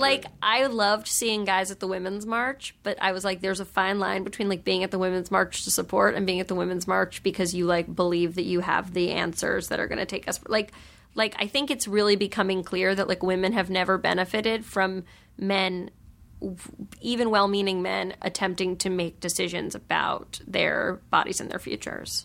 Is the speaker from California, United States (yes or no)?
no; New York, United States; I grew up in New York